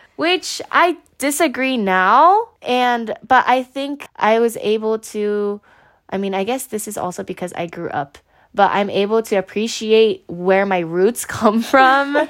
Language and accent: English; Japan; I grew up in Japan